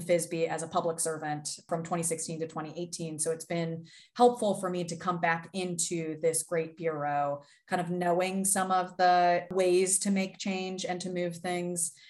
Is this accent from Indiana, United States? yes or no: no; Pittsburgh, Pennsylvania, United States; I was born and raised in Pittsburgh, Pennsylvania